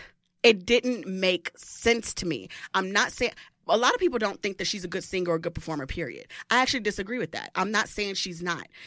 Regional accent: Midwest, United States; moved away; I'm from the Midwest originally

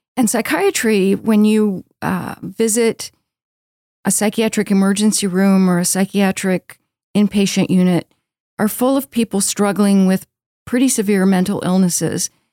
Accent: Baltimore, Maryland, United States; moved away as an adult; also born or lived in Texas; now in Houston, United States; I grew up in Baltimore

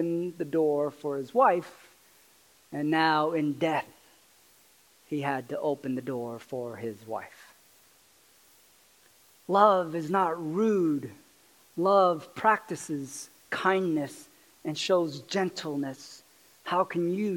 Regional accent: California, United States; moved away as an adult; also born or lived in Arkansas; I grew up in California, and I didn't grow up with guns or bows or arrows or any

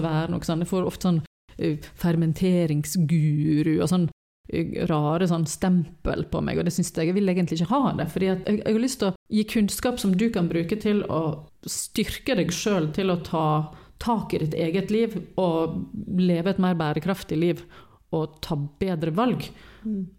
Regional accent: Western Norway, Norway; moved away; vi var hjemme på Vestlandet

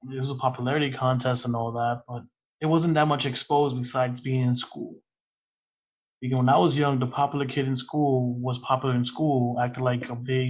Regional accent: New York City, New York, United States; I grew up in Brooklyn and Queens. My parents are both separated, so I grew up in Queens and in Brooklyn

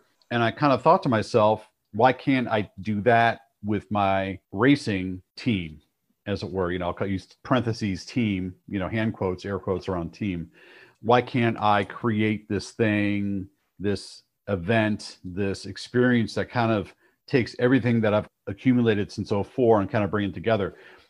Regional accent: Cleveland, Ohio, United States; Like when I was growing up in Cleveland, Ohio, loved muscle cars, still a big Ford guy.

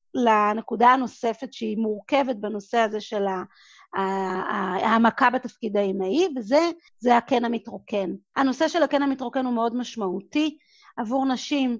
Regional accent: Israel; moved away as an adult; also born or lived in Singapore / New York; אני גדלתי בקיבוץ, בבית ילדים

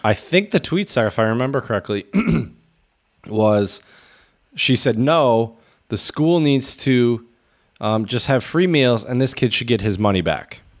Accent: United States; being an American coming from such a capitalist country

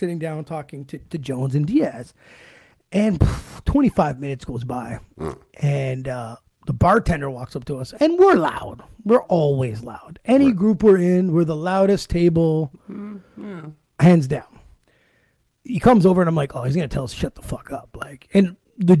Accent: Ottawa, Ontario, Canada; I said, from here. He goes, oh, what school did you go to? I go, guys, I went to St. Pat's, man.

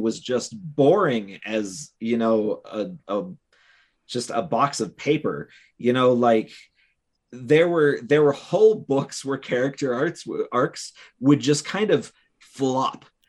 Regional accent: Cleveland, Ohio, United States; Cleveland, Ohio, which is my hometown

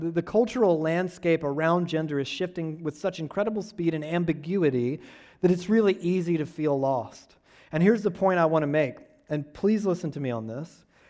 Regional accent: Georgia, United States; I'm from Georgia

